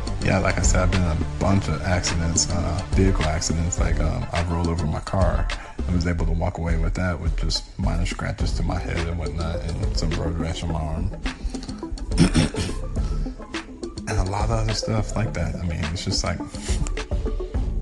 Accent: Arkansas, United States; I've been born and raised in Arkansas

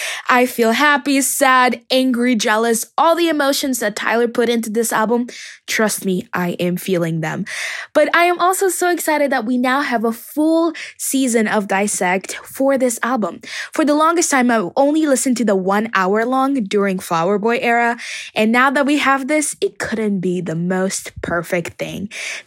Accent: Cape Verde; I'm from the Cape Verdean Islands

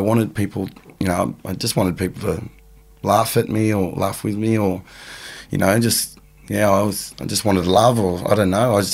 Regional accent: Australia; also born or lived in England; I was born in England. My mum had it quite hard where she was, and eventually came over to Australia to run away from my biological father, who was mixed up in some serious things over there. So we came over here with my older brother, and I was really young, about five

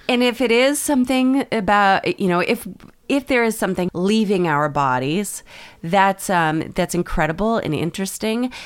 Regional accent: Maine, United States; we're from Maine

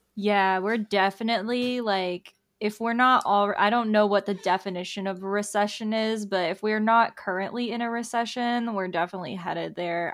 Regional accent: Tampa, Florida, United States; I'm from Tampa

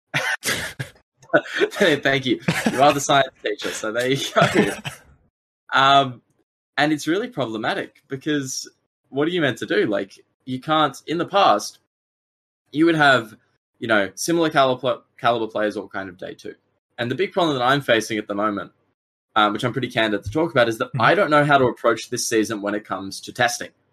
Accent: Australia; I'm a player from Australia

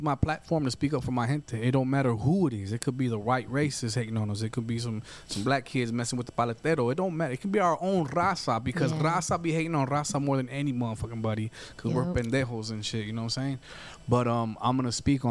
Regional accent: United States; I'm American. I was born here.

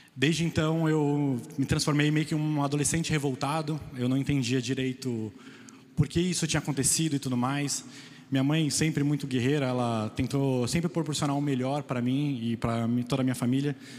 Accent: Guarulhos, São Paulo, Brazil; eu vim da periferia de Guarulhos, é, num bairro muito perigoso, onde acontecia muitas coisas muito trágicas

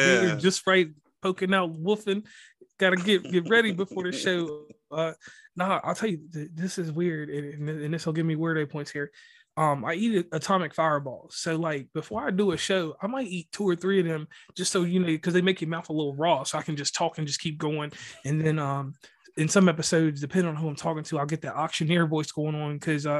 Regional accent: Virginia, United States; I'm from Virginia, so, you know, we got shrooms and shit.

